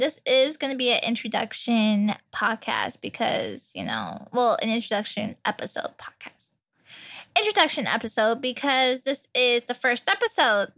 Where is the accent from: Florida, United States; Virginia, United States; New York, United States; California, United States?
Virginia, United States; I was born in Virginia. Virginia, V A. Um, born and raised there.